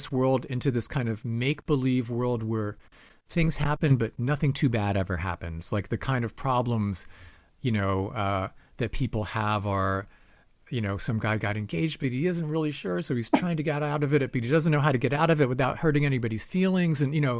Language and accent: English; Ohio, United States; now in Boston, United States; people came from all over the country. We came from Ohio, bands came from all over because the Berklee School of Music was here.